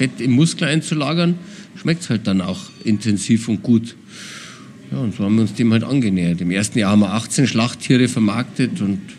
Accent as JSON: {"language": "German", "town": "Nesselwang", "region": "Bavaria", "country": "Germany", "said": "Ich komme eigentlich aus dem Allgäu, ich komme, also meine Familie kommt aus dem Allgäu, aus Nesselwang im Allgäu und wir haben Allgäuer Braunvieh."}